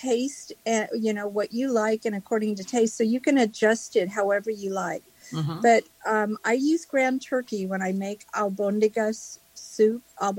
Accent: Los Angeles, California, United States; I'm from Southern California. The LA area.

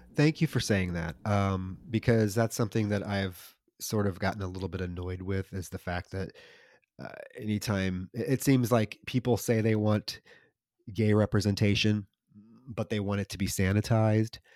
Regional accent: Iowa, United States; I'm from Iowa

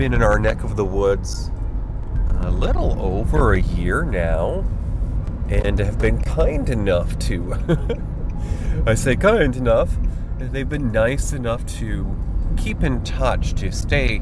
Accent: Finger Lakes region of Western New York, United States; I grew up in the Finger Lakes region of Western New York

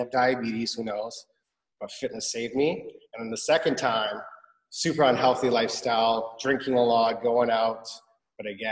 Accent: Vancouver, British Columbia, Canada; also born or lived in Iran / Montreal; So I was five. We moved. We lived in Montreal for 2 years. Then we moved to Vancouver, and I've been here ever since

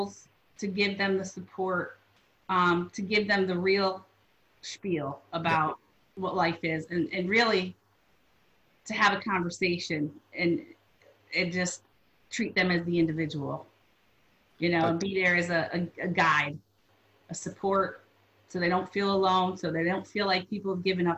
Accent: Waterbury, Connecticut, United States; growing up in the Waterbury public school system

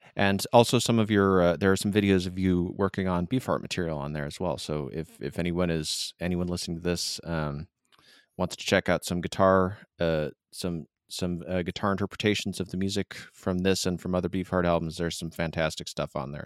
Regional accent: Michigan, United States; now in San Diego, United States; I am from Michigan, and so I feel a slight bit of hometown pride

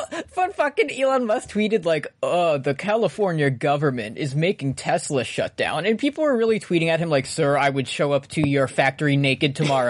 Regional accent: New Zealand; I'm from New Zealand.

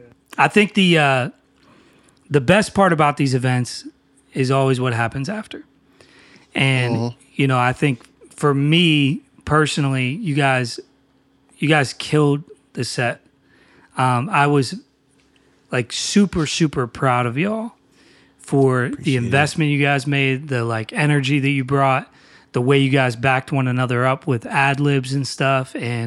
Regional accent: Newcastle, North East England, United Kingdom; now in Philadelphia, United States; I mean, I'm from Newcastle, but we live in Philly, obviously, and we're in town.

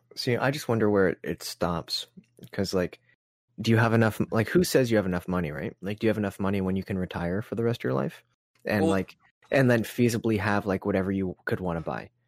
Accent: Canada; we're Canadian

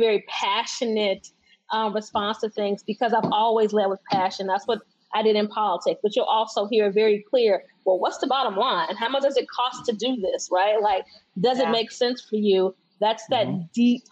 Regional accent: Chicago, Illinois, United States; I'm from Chicago

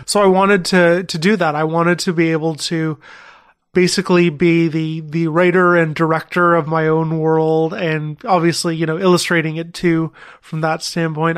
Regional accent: Thornhill, Ontario, Canada; I grew up in Thornhill, which is north of Toronto

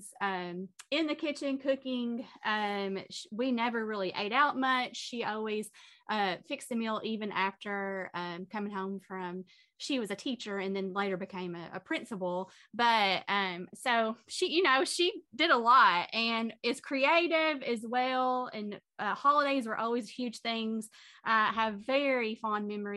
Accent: Bremen, Kentucky, United States; moved away as an adult; now in Owensboro, United States; I am actually from Muhlenberg County

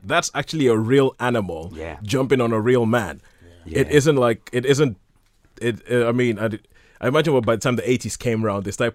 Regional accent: Nigeria; moved away; I grew up in Nigeria

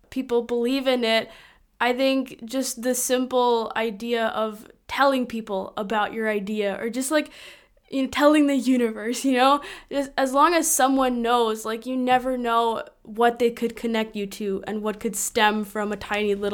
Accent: Lithuania; born there; I was born in Lithuania, and so my parents grew up in a Lithuanian European environment and had European views about college and such.

